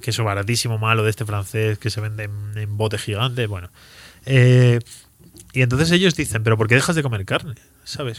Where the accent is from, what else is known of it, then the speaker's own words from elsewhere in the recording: Spain; also born or lived in Andalusia; yo voy ahí como español y de repente descubro que a lo mejor tan español no soy